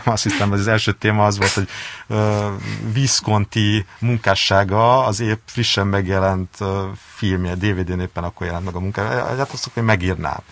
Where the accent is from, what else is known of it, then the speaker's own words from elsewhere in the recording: Hungary; engem, mint magyar újságírót.